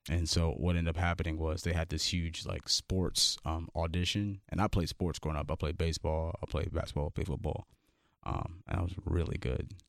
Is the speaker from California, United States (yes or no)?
yes; Los Angeles, California, United States; I'm from Crenshaw, California, like South Central L